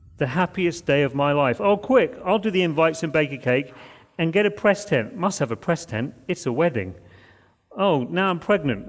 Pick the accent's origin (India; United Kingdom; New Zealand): United Kingdom; moved away; we grew up in Britain